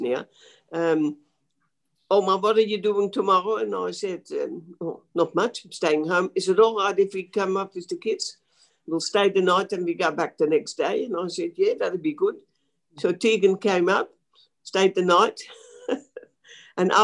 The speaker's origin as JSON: {"language": "English", "country": "Netherlands", "tie": "born or raised there", "also_born_or_lived": "The Hague, Netherlands", "moved": "as an adult", "lives_now": "Australia"}